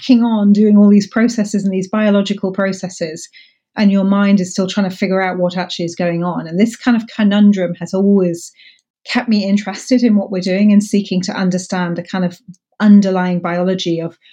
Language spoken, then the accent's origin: English; Buckinghamshire, South East England, United Kingdom; also born or lived in Paris, France / Scotland; I grew up actually outside London in Buckinghamshire with my family.